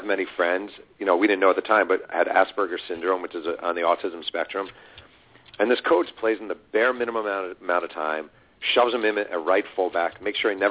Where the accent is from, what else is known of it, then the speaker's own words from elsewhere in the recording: Mahopac, New York, United States; moved away; when I was growing up in Mayo Pack, New York, fall ball literally did not exist